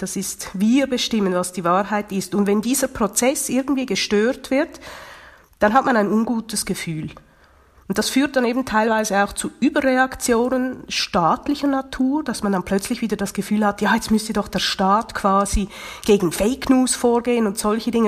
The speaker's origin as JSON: {"language": "German", "country": "Switzerland", "said": "Bei uns in der Schweiz"}